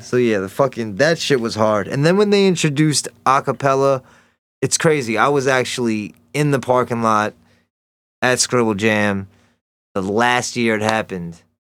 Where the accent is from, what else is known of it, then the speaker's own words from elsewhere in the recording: Elkridge, Maryland, United States; I grew up right outside of Baltimore, like, um, in a small town, Elk Ridge, Maryland.